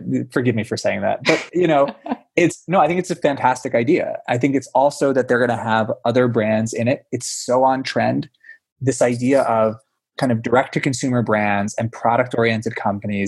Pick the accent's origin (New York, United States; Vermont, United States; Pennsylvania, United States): Pennsylvania, United States; it was Wegmans growing up in Pennsylvania